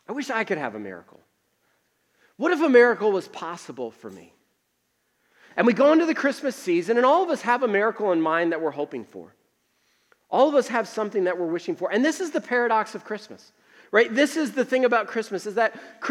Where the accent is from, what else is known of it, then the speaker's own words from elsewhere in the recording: Northeast, United States; now in Tucson, United States; I grew up in the Northeast where we had to shovel all the time